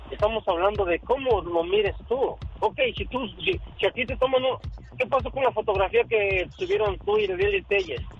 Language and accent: Spanish; Oaxaca, Mexico; moved away; porque yo soy uno los que salí huyendo del PRI, porque yo soy de allá de Oaxaca